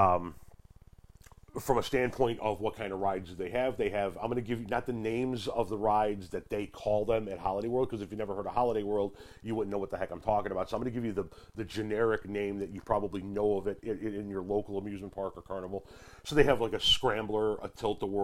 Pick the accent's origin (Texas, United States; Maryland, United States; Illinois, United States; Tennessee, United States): Illinois, United States; Chicago; I'm from the Chicagoland area.